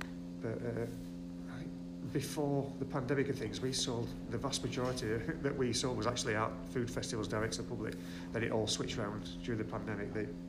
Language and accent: English; Todmorden, Yorkshire and the Humber, United Kingdom; accent: Todmorden; We basically got this unique accent in Tomerden. There's nothing like it, is there?